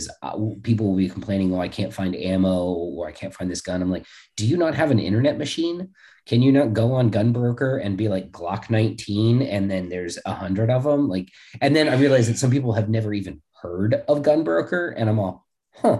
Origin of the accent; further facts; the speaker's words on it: California, United States; moved away; I'm from California